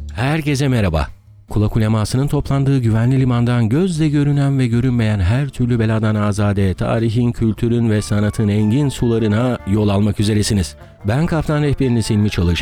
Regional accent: Ödemiş, İzmir, Turkey; now in Istanbul, Turkey; Ben İzmir Ödemiş'te doğdum, büyüdüm

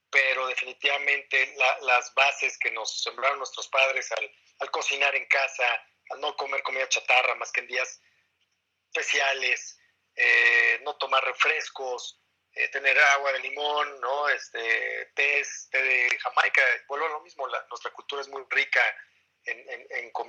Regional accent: Sonora, Mexico; Yo mi soy de Sonora

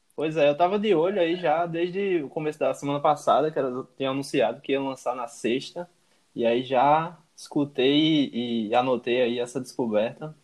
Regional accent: Paraíba, Brazil; paraibanos, né? Da nossa terra aqui

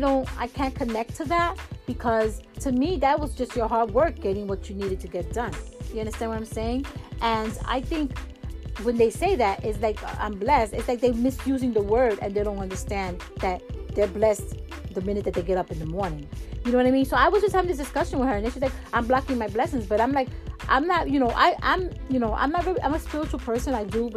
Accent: New York, United States; I mean, like I said, I'm a New Yorker, and we don't really go out and do that.

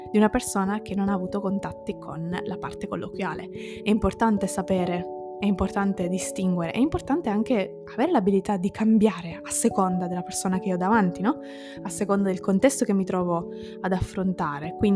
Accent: Southern Italy, Italy; io sono del sud ma vivo al nord da ormai dieci anni, quindi il mio accento è abbastanza particolare

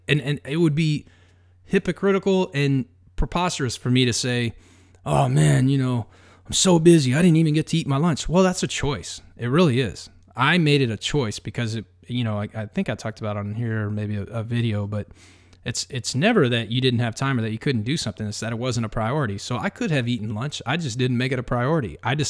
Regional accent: Texas, United States; I'm from Texas. Like, you know, we build fires everywhere.

